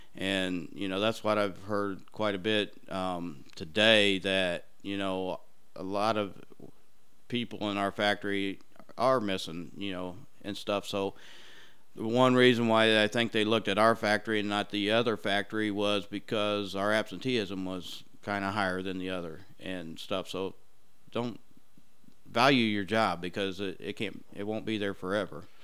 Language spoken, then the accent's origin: English; Brownsburg, Indiana, United States; I grew up in the Brownsburg area